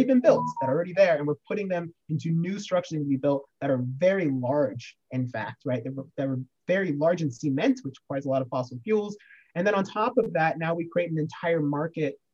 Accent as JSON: {"language": "English", "region": "Oregon", "country": "United States", "tie": "born or raised there", "said": "my home state of Oregon"}